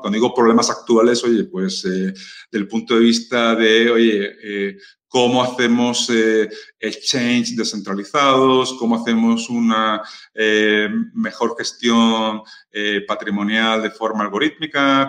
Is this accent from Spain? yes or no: yes; Spain; siendo español